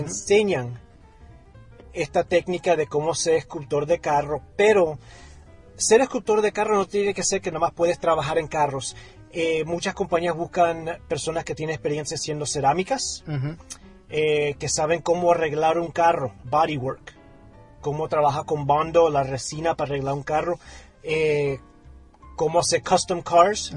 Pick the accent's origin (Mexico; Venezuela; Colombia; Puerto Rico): Colombia; siendo latino y colombiano